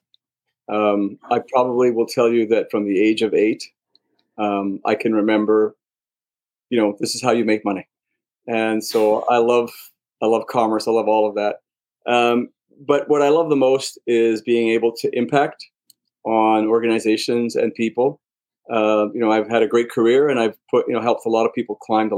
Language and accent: English; Montreal, Quebec, Canada; I'm a Canadian born, so I was born in Montreal